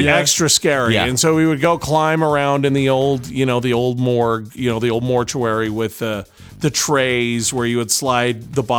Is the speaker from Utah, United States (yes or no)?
yes; Taylorsville, Utah, United States; Taylorsville is my hometown. I graduated from Taylorsville High.